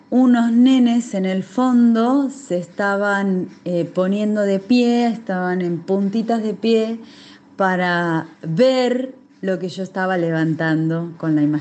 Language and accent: Spanish; Argentina; narradora de Argentina.